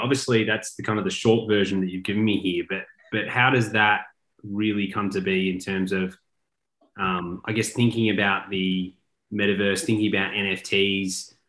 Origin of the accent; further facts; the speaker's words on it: Melbourne, Victoria, Australia; I'm from Melbourne and grew up the Australian Open